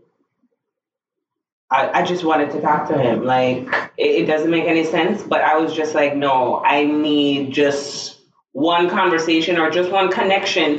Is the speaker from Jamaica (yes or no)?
yes; Jamaica; now in South Florida, United States; I'm also a Jamaican living in South Florida